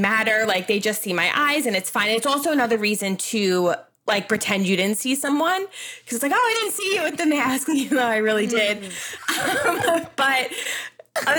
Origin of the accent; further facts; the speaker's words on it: Long Island, New York, United States; I am 31 from Long Island, New York. I was born and raised here, live literally in the same town I went to high school in.